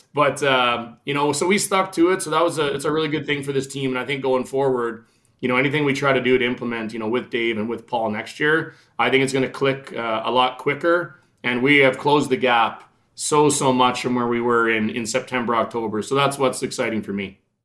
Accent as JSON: {"language": "English", "town": "Regina", "region": "Saskatchewan", "country": "Canada", "tie": "born or raised there", "said": "I played every sport in the world growing up in Regina"}